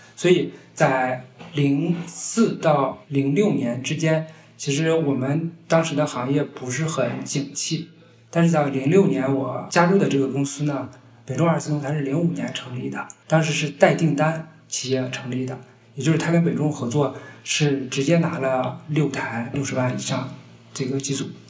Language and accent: Chinese; Hebei, China; moved away as an adult; also born or lived in Liaoning; now in Beijing, China; 因为我家乡是在河北，然后我原来在辽宁工作呢